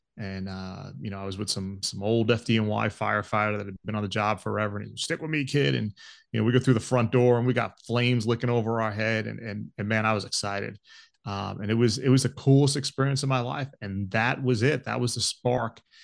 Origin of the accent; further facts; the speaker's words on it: Long Island, New York, United States; moved away as an adult; also born or lived in Georgia; I grew up on Long Island